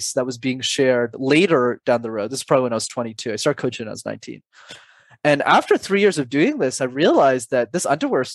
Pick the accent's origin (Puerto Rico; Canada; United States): Canada; Montreal, Quebec; My parents immigrated from Sri Lanka in the early 90s to Canada, and I was born in Montreal